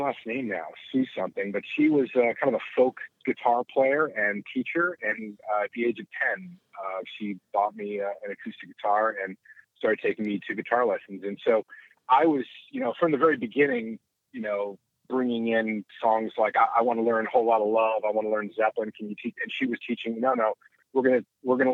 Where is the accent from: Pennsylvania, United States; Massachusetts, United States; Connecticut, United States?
Connecticut, United States; Simsbury; I grew up in Simsbury, Connecticut, which is kind of a suburb of Hartford.